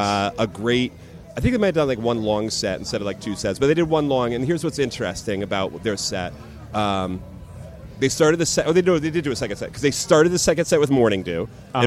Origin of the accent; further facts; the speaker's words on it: Norwalk, Connecticut, United States; moved away as an adult; also born or lived in Florida; now in Cocoa Beach, United States; I grew up in Norwalk, Connecticut, and I've been here in Florida a couple of years. So I grew up outside New York City most of my life.